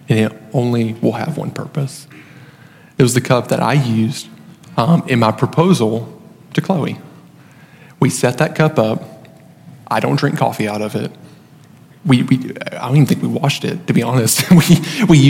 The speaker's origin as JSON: {"language": "English", "country": "United States", "tie": "born or raised there", "said": "a local church near my hometown, near Lawrenceburg"}